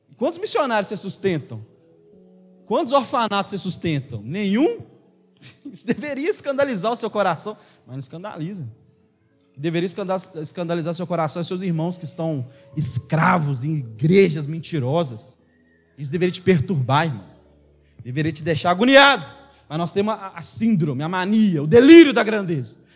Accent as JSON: {"language": "Portuguese", "country": "Brazil", "said": "nós crentes brasileiros"}